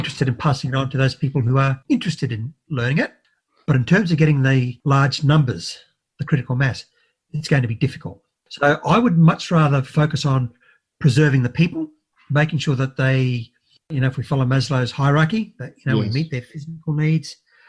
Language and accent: English; Brisbane, Queensland, Australia; I was raised in Brisbane.